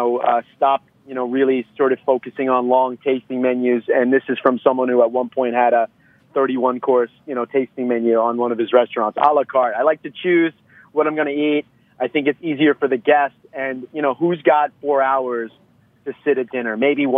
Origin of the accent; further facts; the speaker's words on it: Long Island, New York, United States; also born or lived in Atlanta / Manhattan / Brooklyn; now in San Diego, United States; As a Long Islander